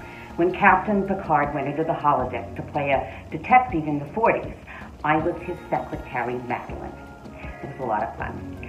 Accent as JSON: {"language": "English", "town": "Leon", "region": "Kansas", "country": "United States", "also_born_or_lived": "Ohio / New York", "moved": "as an adult", "lives_now": "Los Angeles, United States", "said": "I'm from Leon, Kansas, and I now live in Los Angeles, California."}